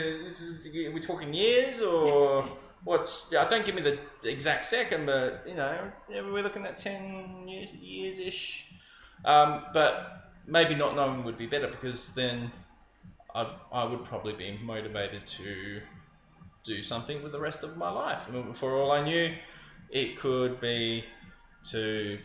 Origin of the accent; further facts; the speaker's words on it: Adelaide, South Australia, Australia; moved away; also born or lived in Sydney; I was living in Sydney at the time, but I'm from Adelaide.